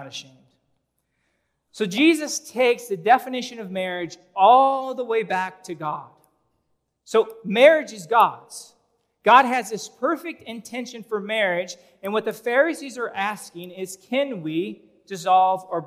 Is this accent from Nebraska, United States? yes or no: yes; Omaha, Nebraska, United States; I grew up in North Omaha